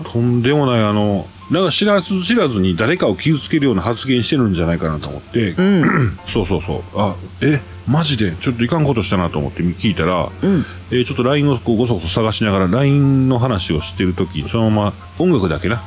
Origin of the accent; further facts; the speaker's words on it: Kansai, Japan; 私も関西人